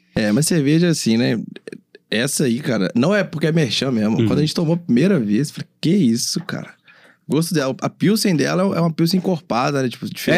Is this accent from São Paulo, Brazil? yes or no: no; Minas Gerais, Brazil; also born or lived in Vitória; eu, como mineiro, me identifico.